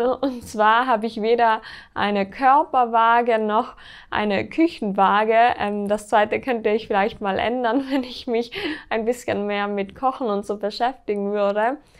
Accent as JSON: {"language": "German", "country": "Austria", "said": "bei uns in Österreich"}